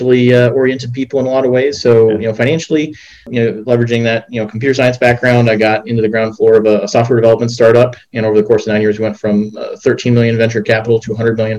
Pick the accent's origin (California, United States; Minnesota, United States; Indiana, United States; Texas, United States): Minnesota, United States; Rochester; moved away; I grew up in Rochester, Minnesota